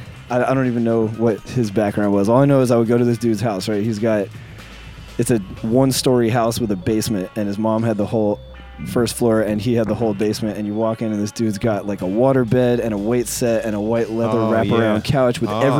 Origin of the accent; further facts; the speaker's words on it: Arlington, Virginia, United States; I'm from Arlington. Arlington.